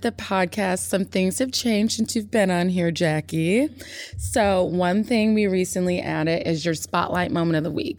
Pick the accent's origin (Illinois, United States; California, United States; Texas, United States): Illinois, United States; Chicago; I'm coming from the Midwest, I'm coming from Chicago, yeah, I'm a city girl